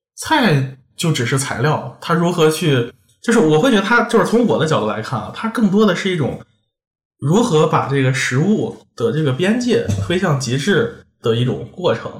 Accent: Xi'an, Shaanxi, China; now in Paris, France; 因为我家是西安的，我从小在那边长大，我们就那边有很多回民

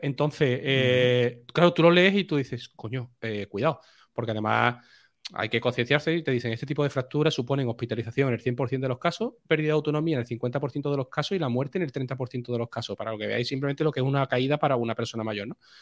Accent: Seville, Andalusia, Spain; que soy de Sevilla

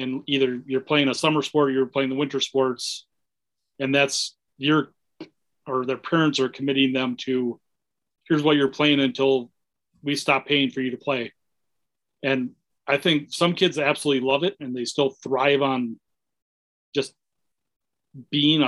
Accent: Minnesota, United States; I grew up in Minnesota.

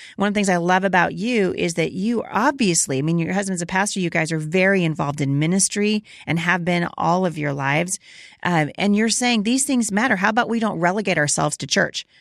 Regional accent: Oregon, United States; I grew up in Oregon. I went, I graduated from Portland Christian

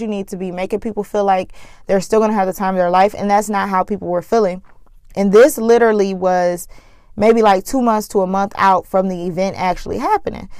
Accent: Flint, Michigan, United States; Flint, Michigan, my hometown

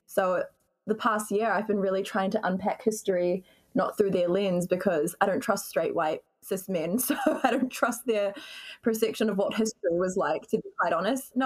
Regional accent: New Zealand; now in Auckland, New Zealand; But I'm from Aotearoa

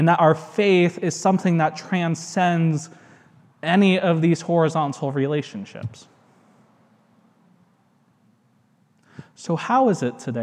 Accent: United States; I'm American. I'm happy to live here.

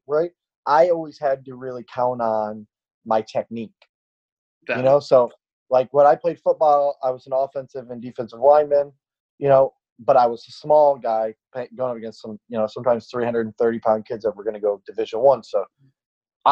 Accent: upstate New York, United States; I grew up in a very small town in upstate New York, maybe 90 miles north of Syracuse

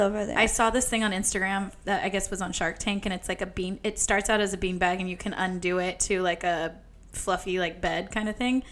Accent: Bakersfield, California, United States; in Bakersfield on Friday night, and. Uh, I was so excited because it's like my hometown

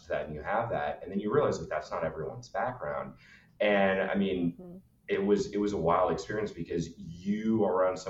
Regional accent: United States; also born or lived in Annapolis, Maryland; now in New York, United States; And then I just grew up in a suburb of DC for the rest of my life

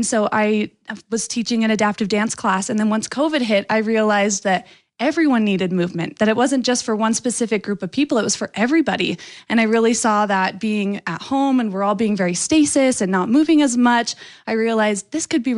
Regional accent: Lehi, Utah, United States; I was happy to represent Lehi, my home state, or my hometown, yeah. and then Utah, my home state

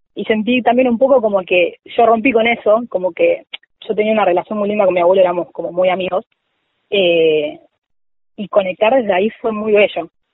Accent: Villa Martelli, Buenos Aires Province, Argentina; yo soy de Villa Martelli, eh, partido Vicente López, eh, ahí muy cerquita de Tecnópolis, de toda la vida. vivo acá y nací acá

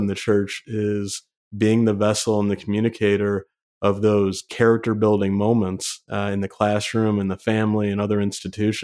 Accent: Michigan, United States; I'm from Michigan

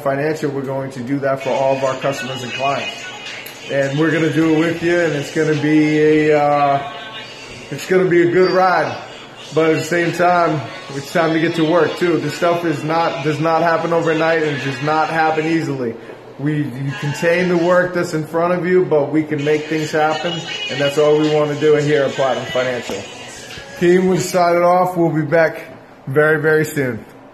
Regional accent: New Hampshire, United States; moved away as an adult; also born or lived in South Carolina; now in Atlanta, United States; I'm from New Hampshire. Right around Boston

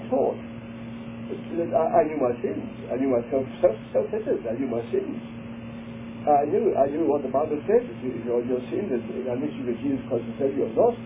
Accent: England, United Kingdom; moved away as an adult; I'm an Englishman in our English school system

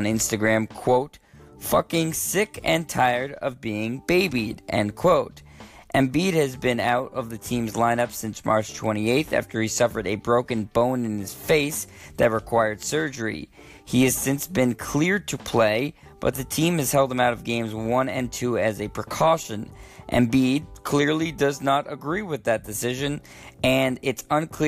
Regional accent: Boston, Massachusetts, United States; I was not in my hometown

